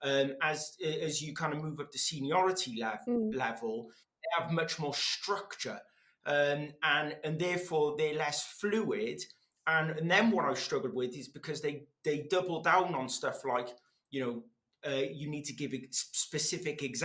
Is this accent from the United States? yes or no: no; Wales, United Kingdom; first language Welsh; English is a second language; I learned English through the medium of Welsh, and I couldn't speak either language very well